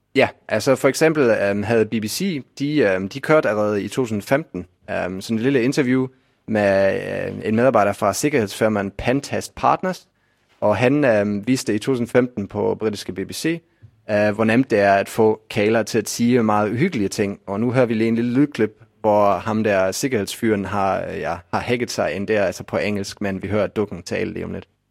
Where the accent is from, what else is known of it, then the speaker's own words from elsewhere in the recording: Bremen, Germany; now in Denmark; min fødeby Bremen